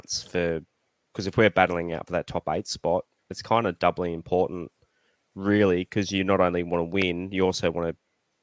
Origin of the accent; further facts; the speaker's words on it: Central Coast, New South Wales, Australia; I grew up on the Central Coast